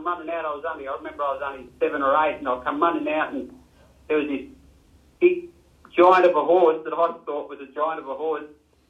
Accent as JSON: {"language": "English", "town": "Melbourne", "region": "Victoria", "country": "Australia", "tie": "born or raised there", "also_born_or_lived": "New South Wales", "said": "We moved from New South Wales. When I was 7 years old, we moved to Ascot Vale, and we're living in Rosebery Street. Rosebery Street, Ascot Vale, Union Road."}